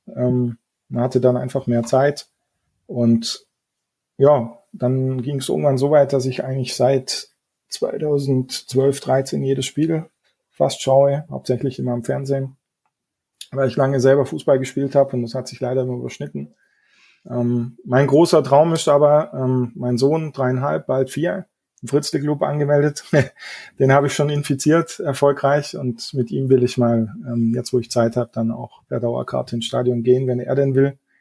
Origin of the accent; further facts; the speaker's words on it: Neuhausen ob Eck, Baden-Württemberg, Germany; wohnen ganz im Süden von Baden-Württemberg, nahe vom Bodensee. Ich weiß nicht, ob ihr das Southside Festival kennt, aber aus dem Ort komme ich